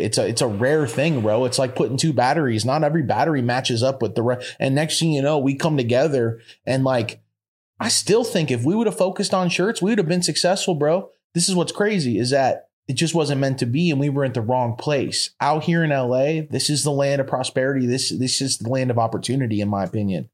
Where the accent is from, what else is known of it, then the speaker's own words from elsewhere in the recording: Florida, United States; moved away as an adult; also born or lived in Colorado; I'm from Florida and I'm a Florida boy